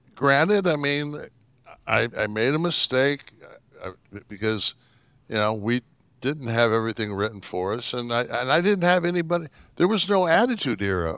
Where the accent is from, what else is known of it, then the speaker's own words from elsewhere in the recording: Detroit, Michigan, United States; I grew up in Detroit.